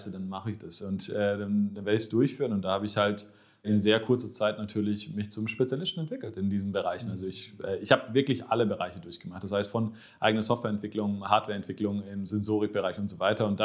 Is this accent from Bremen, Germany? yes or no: no; Baden-Württemberg, Germany; Ich, ich bin Schwabe. Also